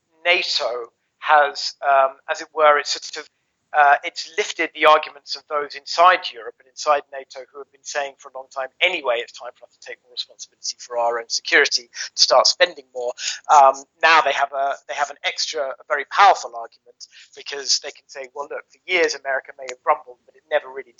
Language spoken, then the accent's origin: English; London, United Kingdom; moved away as an adult; now in Brussels, Belgium; the part of London that I grew up in Northwest London